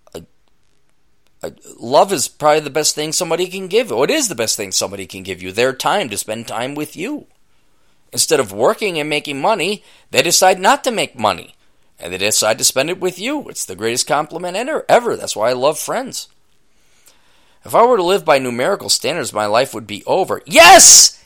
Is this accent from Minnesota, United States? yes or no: yes; Minneapolis–Saint Paul, Minnesota, United States; I'm from the Twin Cities